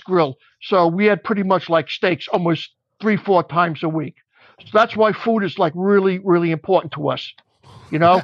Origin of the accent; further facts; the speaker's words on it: New York City, New York, United States; also born or lived in Long Island; I grew up in Beach Haven, Brooklyn